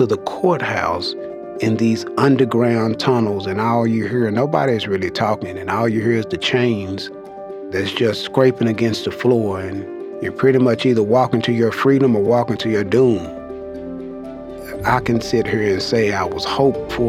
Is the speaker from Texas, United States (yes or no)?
yes; Dallas, Texas, United States; I'm from Dallas, Texas. Growing up, I stayed in Oak Cliff with my mom, dad, and two younger brothers and an older sister